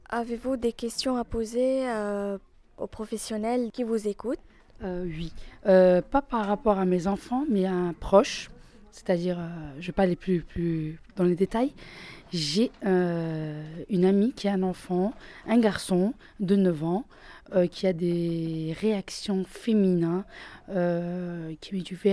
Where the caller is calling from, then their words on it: Metz, Grand Est, France; De Metz.